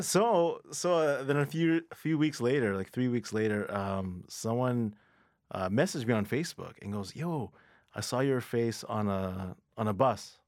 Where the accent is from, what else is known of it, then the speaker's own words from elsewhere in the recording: Mississauga, Ontario, Canada; also born or lived in Toronto; I was born in Toronto, but I grew up in Mississauga